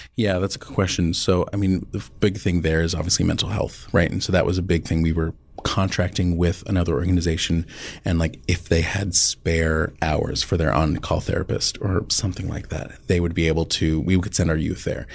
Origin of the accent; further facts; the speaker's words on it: Boston, Massachusetts, United States; moved away as an adult; now in Omaha, United States; I'm originally from the Boston area